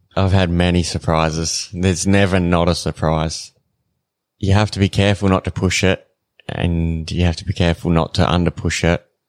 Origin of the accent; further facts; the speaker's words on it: Renmark, South Australia, Australia; moved away as an adult; now in Katherine, Australia; I'm not originally from here. I grew up in South Australia in a town called Remark